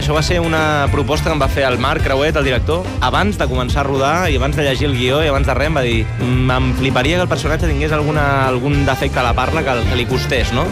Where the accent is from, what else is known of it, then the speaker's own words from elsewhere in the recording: Manresa, Catalonia, Spain; also born or lived in Barcelona; jo soc de Manresa